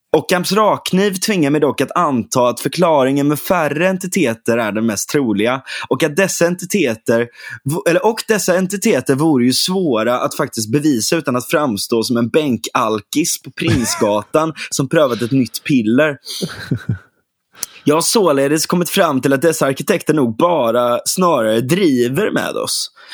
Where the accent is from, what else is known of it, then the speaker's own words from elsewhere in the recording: Gothenburg, Västra Götaland, Sweden; now in Huddinge, Sweden; Jag är, jag är född på Salgrenska